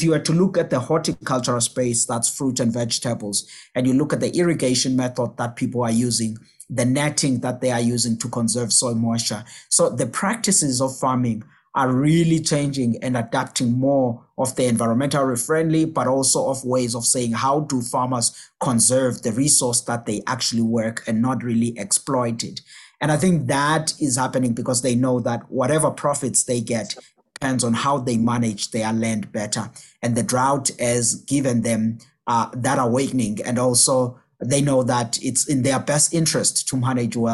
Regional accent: South Africa; my home country in South Africa

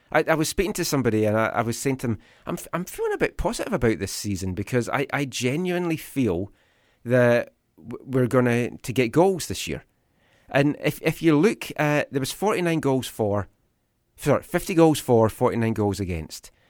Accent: Thunder Bay, Ontario, Canada; I'm from Ontario.

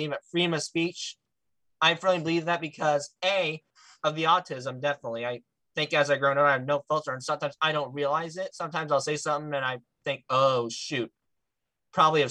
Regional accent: Midwest, United States; I'm from the Midwestern

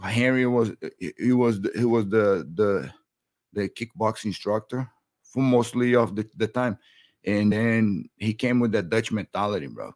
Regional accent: Brazil; born or raised there; English is a second language; moved away as an adult; now in United States

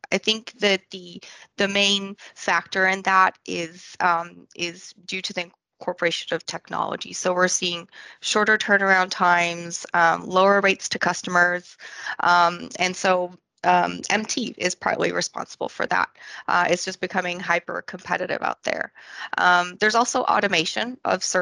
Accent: France; also born or lived in Scotland; now in Austin, United States; I was born in Scotland and I grew up in France. And now I'm based in Austin, Texas.

